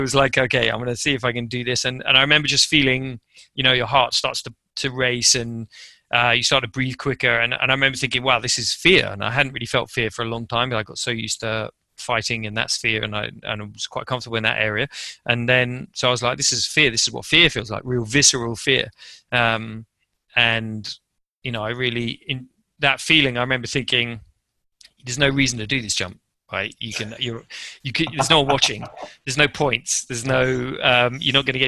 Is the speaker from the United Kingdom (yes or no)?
yes; England, United Kingdom; moved away as an adult; also born or lived in Japan; I'm English